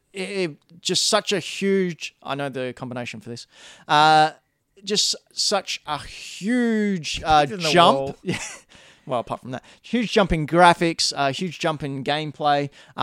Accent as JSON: {"language": "English", "country": "Australia", "said": "We're from Australia, by the way."}